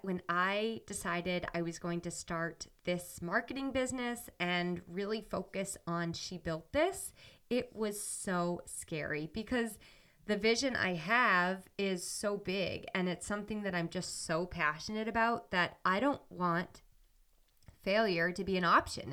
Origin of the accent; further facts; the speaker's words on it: New Hampshire, United States; moved away as an adult; also born or lived in Ohio; I'm from New Hampshire, and I went to school in Ohio.